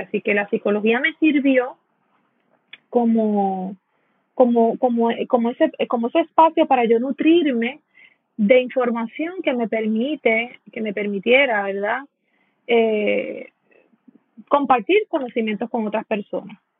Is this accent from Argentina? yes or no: no; San Juan, Puerto Rico; now in Dorado, Puerto Rico; yo soy boricua. Yo soy de Puerto Rico, eh, nací en San Juan. Eh, actualmente llevo eh, treinta y unos cuantos años viviendo en Dorado, soy doradeña